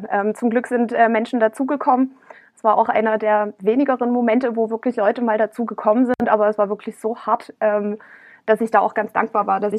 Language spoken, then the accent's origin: German; East Germany, Germany; als Ossi ist es dann immer noch so ständig eben nur als Jammer-Ossi dazustehen und, und nicht als ähm, Vertreterin legitimer Interessen eines ja schon sehr großen Landstrichs